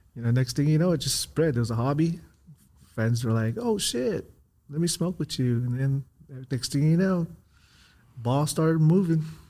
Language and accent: English; Southern California, United States; I grew up in California